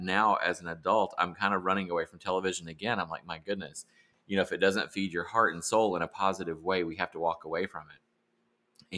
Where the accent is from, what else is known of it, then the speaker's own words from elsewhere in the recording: South Carolina, United States; I grew up in South Carolina